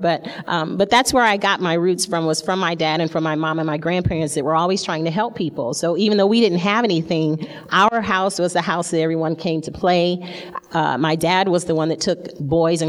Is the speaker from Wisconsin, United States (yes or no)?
no; Flint, Michigan, United States; I grew up, I was born in Flint, Michigan. And that's the place, if you haven't heard, that has the dirty water. And so I grew up in the ghetto